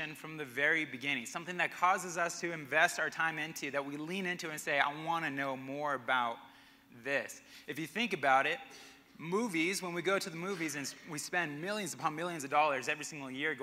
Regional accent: Albuquerque, New Mexico, United States; also born or lived in Arkansas / Connecticut; now in Colorado Springs, United States; Growing up in Albuquerque

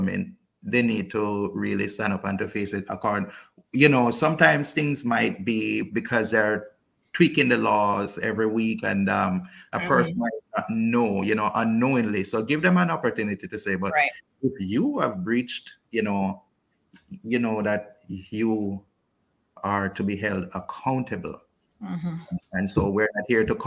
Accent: Kingston, Jamaica; now in Cayman Brac, Cayman Islands; I'm originally from Kingston

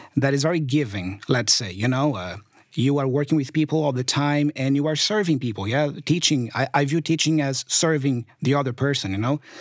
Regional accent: Brazil; English is a second language; I come from Brazil

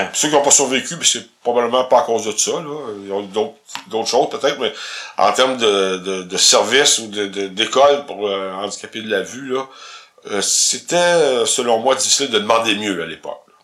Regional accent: a village near Victoriaville, Quebec, Canada; le village euh, d'où je viens est à côté d'Victoriaville

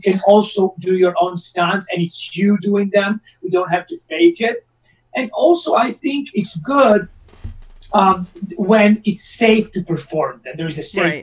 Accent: Rome, Lazio, Italy; moved away as an adult; now in Los Angeles, United States; my hometown and Rome and in Italy

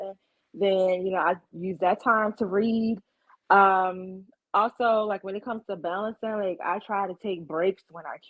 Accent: Ocean City, Maryland, United States; born or raised there; moved away

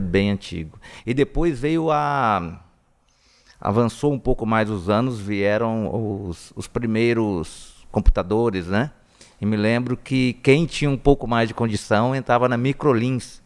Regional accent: Presidente Prudente, São Paulo, Brazil; eu sou de Presidente Prudente, né? Que é bem região de São Paulo, né? Velho Oeste. E eu sempre morei na, na, no bairro da Coab, Secap, né? Até os 18 anos de idade

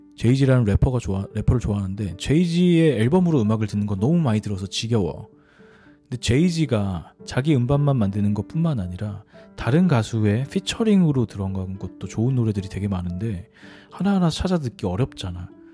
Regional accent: South Korea; 나는 한국 사람이고

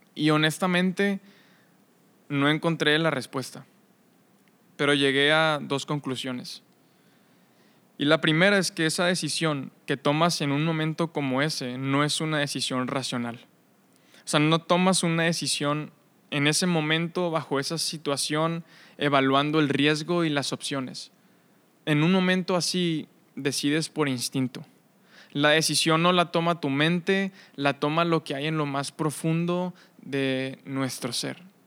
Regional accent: Monterrey, Nuevo León, Mexico; soy de aquí de Monterrey

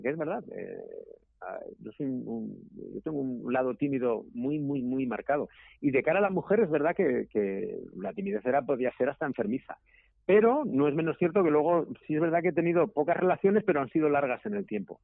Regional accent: Zaragoza, Aragon, Spain; yo soy de Zaragoza

